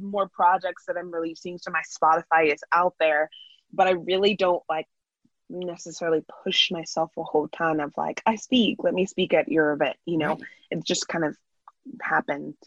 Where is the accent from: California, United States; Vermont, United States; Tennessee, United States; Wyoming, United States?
California, United States; Bay Area; I grew up in the Bay Area